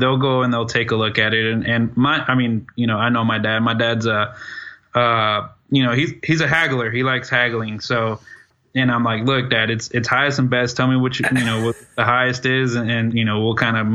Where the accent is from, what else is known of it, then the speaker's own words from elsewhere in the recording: Dallas, Texas, United States; I'm from Dallas, Texas